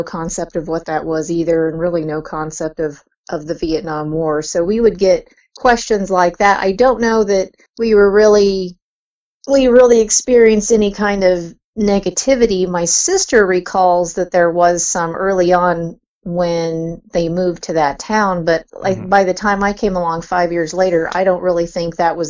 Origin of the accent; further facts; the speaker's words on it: Kansas, United States; Well, I grew up in, was born and raised in Northwest Kansas, so I was out there among the cow pastures and wheat fields and corn, so it was a town of about 2,000 people.